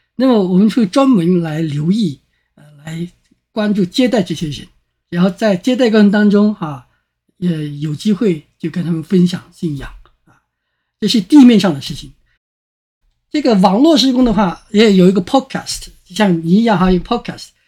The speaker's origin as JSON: {"language": "Chinese", "country": "China", "said": "我们中国人"}